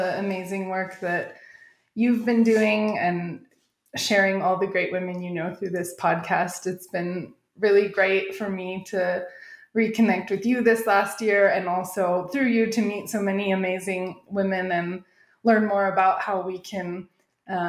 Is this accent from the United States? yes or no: yes; Arizona, United States; moved away as an adult; also born or lived in Southern California / Thailand / Korea; now in Mexico City, Mexico; I grew up in Arizona, and I spent my university and grad school years in Southern California.